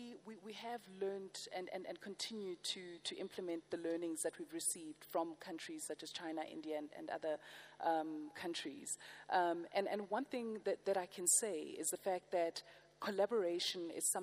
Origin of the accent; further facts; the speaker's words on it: South Africa; as a South African